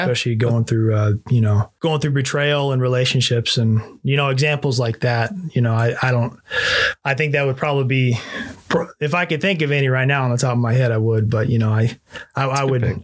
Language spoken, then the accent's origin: English; Las Vegas, Nevada, United States; growing up in Las Vegas